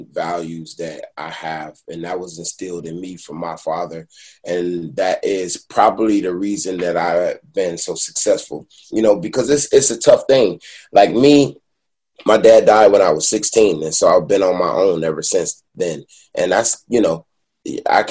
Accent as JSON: {"language": "English", "town": "Detroit", "region": "Michigan", "country": "United States", "moved": "yes", "lives_now": "Los Angeles, United States", "said": "I'm from Detroit"}